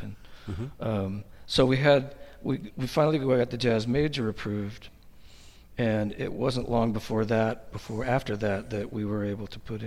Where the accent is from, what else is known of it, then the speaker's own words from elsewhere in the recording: the Bay Area, California, United States; moved away as an adult; also born or lived in Texas; now in Portland, United States; I grew up in the Bay Area